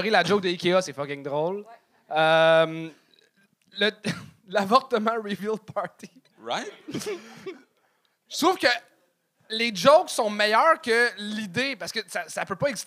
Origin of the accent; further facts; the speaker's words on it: Quebec, Canada; Ah, oh, le franco-canadien, t'es comme Non, je suis un Québécois.